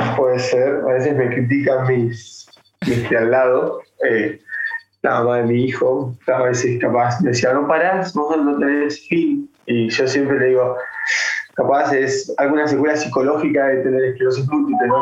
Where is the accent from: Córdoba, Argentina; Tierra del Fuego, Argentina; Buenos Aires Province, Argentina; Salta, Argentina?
Tierra del Fuego, Argentina; Ushuaia; yo soy de la provincia, yo soy de Ushuaia, de Tierra del Fuego, del fin del mundo.